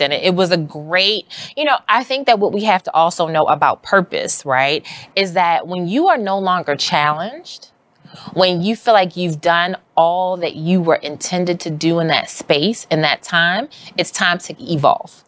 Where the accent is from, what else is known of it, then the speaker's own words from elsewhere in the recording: Baltimore, Maryland, United States; now in New York, United States; I grew up in Baltimore City